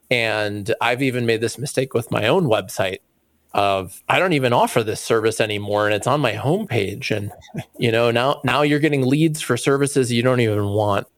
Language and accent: English; just outside of Chicago, Illinois, United States; I grew up just outside of Chicago